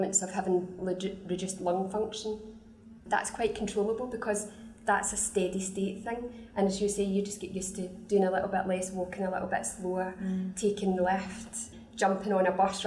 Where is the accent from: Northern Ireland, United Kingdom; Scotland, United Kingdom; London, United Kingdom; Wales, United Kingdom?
Scotland, United Kingdom; the bossy Scottish lady or the noisy Scottish lady